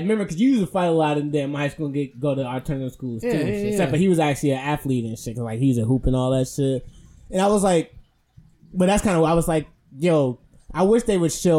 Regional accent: Milwaukee, Wisconsin, United States; growing up in Milwaukee

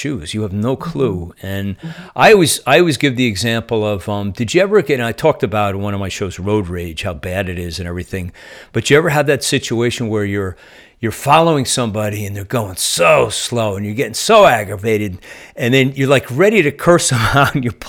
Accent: New Jersey, United States; moved away as an adult; also born or lived in Nashville area; now in Nashville, United States; I've been a Jersey resident pretty much my whole life up until last year

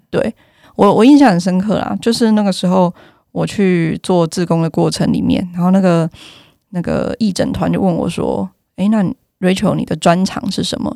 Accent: Yilan County, Taiwan; accent: Yilan accent; moved away as an adult; 因为我是宜兰人嘛

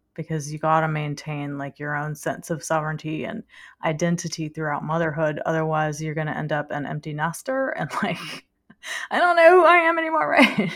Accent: Louisiana, United States; also born or lived in Denver; we lived in Louisiana, and French is, you know, our native language, so I'm Cajun French

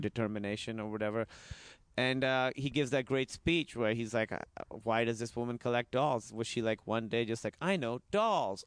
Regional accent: Pakistan; moved away; I was in high school, and the way it works is in Pakistan, it's in high school

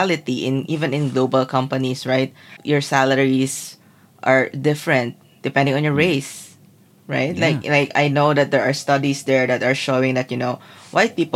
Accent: Philippines; as a Filipina

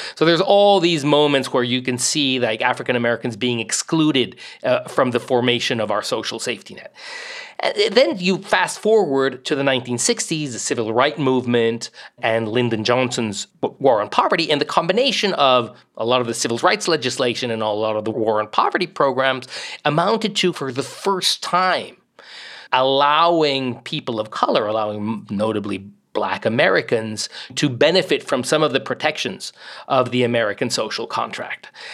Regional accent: Mexico; now in United States; I grew up mostly in Mexico

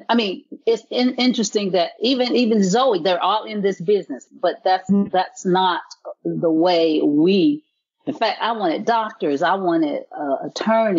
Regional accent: the South, United States; I was from the South

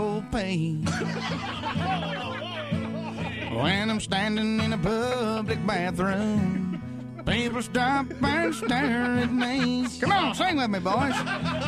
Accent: East Texas, United States; accent: Texas accent; now in Tulsa, United States; I grew up in Texas.

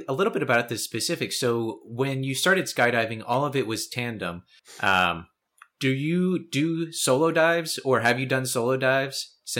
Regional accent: Harrisburg, Pennsylvania, United States; it's only 45 minutes from where I live. I'm from the Harrisburg area.

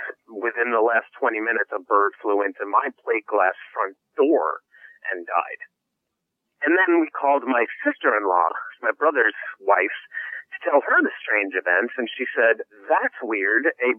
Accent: New York, United States; moved away as an adult; now in Los Angeles, United States; I'm a New Yorker by trade. Moved out to Los Angeles 4 years ago

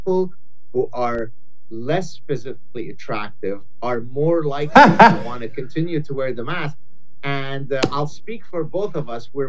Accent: Lebanon; moved away; my closest friend growing up in Lebanon

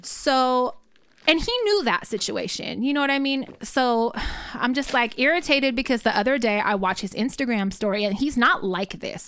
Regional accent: Richmond, United States; I'm from Richmond

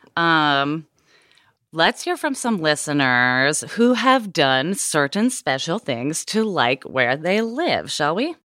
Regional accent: Portland, Oregon, United States; moved away; growing up in Portland, Oregon before it was cool

